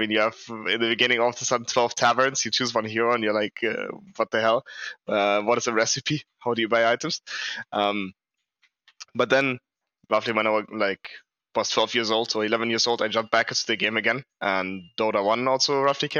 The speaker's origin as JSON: {"language": "English", "town": "Munich", "region": "Bavaria", "country": "Germany", "tie": "born or raised there", "said": "I'm from Germany. I was born in Munich."}